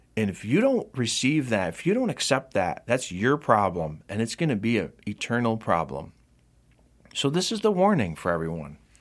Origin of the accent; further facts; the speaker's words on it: Rome, New York, United States; in my hometown of Rome, New York